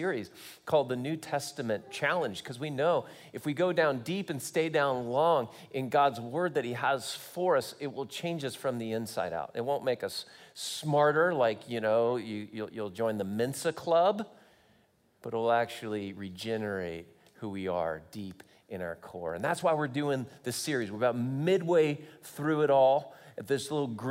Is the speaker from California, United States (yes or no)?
yes; Long Beach, California, United States; moved away as an adult; also born or lived in Santa Barbara, California / Hawaii; now in Kansas, United States; I grew up in Long Beach, California, went to school in Santa Barbara, moved to Hawaii, and then I landed in Kansas.